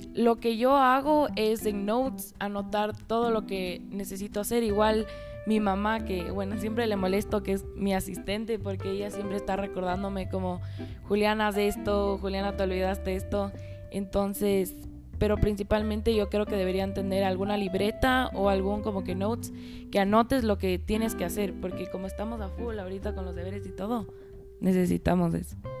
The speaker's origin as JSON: {"language": "Spanish", "town": "Quito", "region": "Pichincha", "country": "Ecuador", "tie": "born or raised there", "said": "tengo 15 años y nací en Quito, Ecuador y actualmente estoy en cuarto curso del Colegio Americano"}